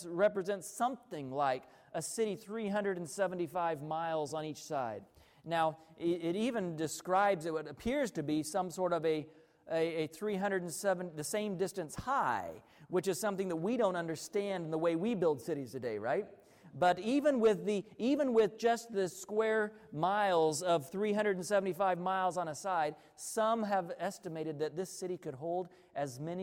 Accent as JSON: {"language": "English", "region": "Arkansas", "country": "United States", "tie": "born or raised there", "said": "I grew up in Arkansas"}